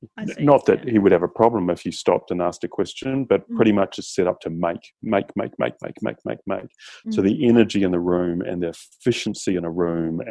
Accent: New Zealand; now in Australia; I grew up in New Zealand

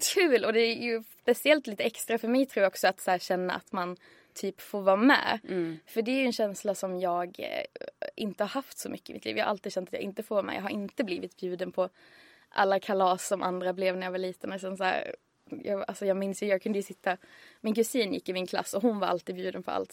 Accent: Örkelljunga, Skåne, Sweden; moved away as an adult; now in Stockholm, Sweden; Örkelljunga där jag kommer ifrån

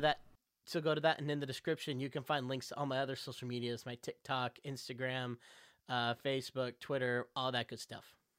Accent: Texas, United States; moved away; Growing up in Texas, we had Six Flags

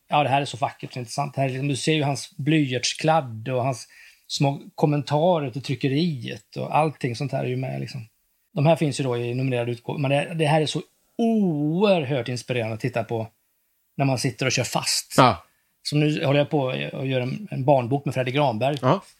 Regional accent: Västergötland, Västra Götaland, Sweden; also born or lived in East Germany (ancestry); jag växte upp då i Västergötland ute på en bondgård

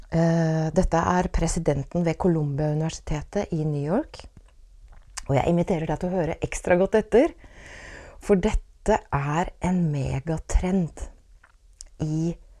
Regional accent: Åsgårdstrand, Vestfold, Norway; da jeg vokste opp i Åsgårdstrand på 1970-tallet

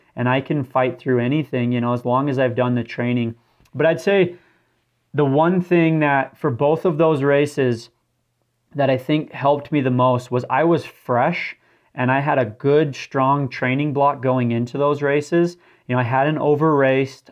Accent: St. George, Utah, United States; moved away; I grew up in St. George, Utah, which is a very desert type environment as well.

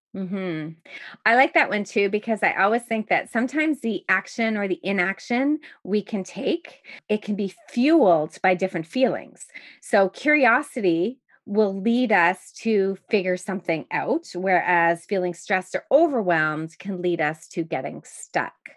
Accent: Montreal, Quebec, Canada; now in Toronto, Canada; the same type of shoveling that I grew up with in Montreal

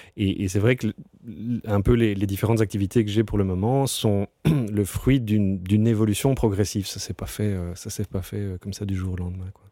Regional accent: Brussels, Brussels-Capital Region, Belgium; je suis né à Ixelles. Euh, et donc j'ai toujours été un, citadin, je suis, je suis, fan de Bruxelles.

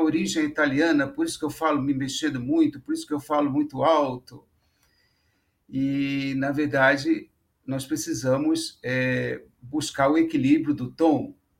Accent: Niterói, Rio de Janeiro, Brazil; eu sou de Niterói

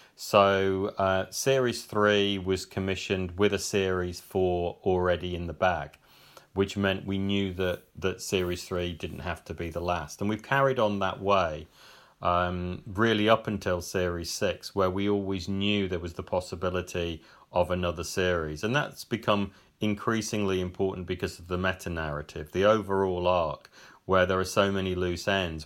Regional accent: Cannock, West Midlands, United Kingdom; also born or lived in Birmingham; I grew up in Cannock, which is just a few miles, uh, a, away on the edge of the black country.

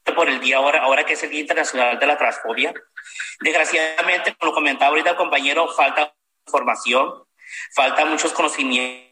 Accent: Culiacán, Sinaloa, Mexico; soy de Culiacán, Sinaloa

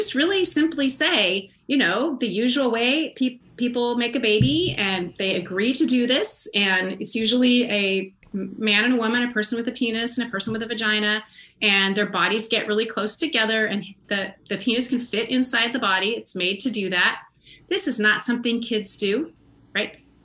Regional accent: United States; As an American and a white chick and a middle-class chick

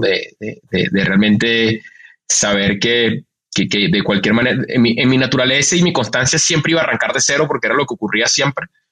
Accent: Venezuela; now in Mexico; un venezolano en México

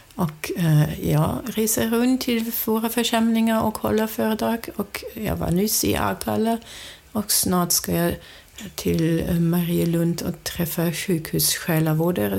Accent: Germany; Swedish is a second language; moved away as an adult; now in Sweden; jag kommer från Tyskland. Jag är uppvuxen i en stor familj

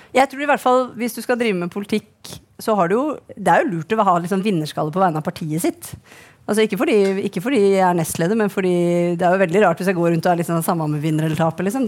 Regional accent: Akershus, Norway; vi er jo fra Akershus

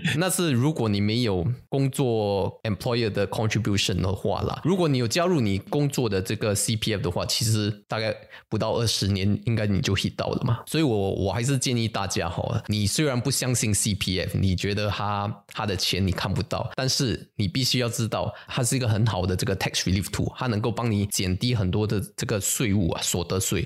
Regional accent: Singapore; 我们新加坡人吼，去 top up 这个 C P F 的这个款呢

